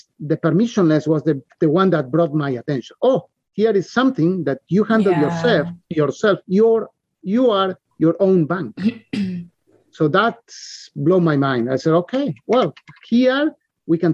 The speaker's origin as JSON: {"language": "English", "country": "Argentina", "moved": "yes", "said": "I came from Argentina. And we live all our lives under inflation, hyperinflation"}